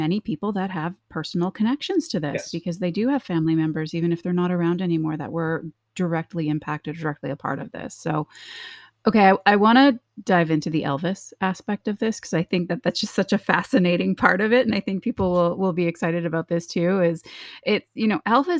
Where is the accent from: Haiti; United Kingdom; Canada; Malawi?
Canada; now in United States; I actually didn't grow up in this country. I'm from Canada